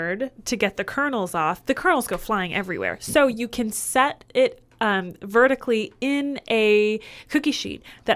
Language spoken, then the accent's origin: English; Michigan, United States; moved away; also born or lived in Indiana; I grew up in Michigan and then later in Indiana, so I've had corn around me my whole childhood.